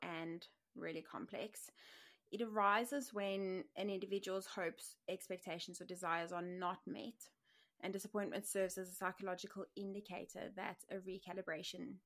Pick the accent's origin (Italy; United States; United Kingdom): United Kingdom; England; I am English